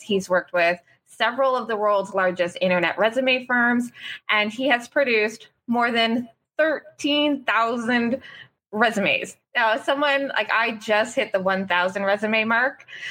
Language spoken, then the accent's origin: English; Cole Harbour, Nova Scotia, Canada; Cole Harbor, my hometown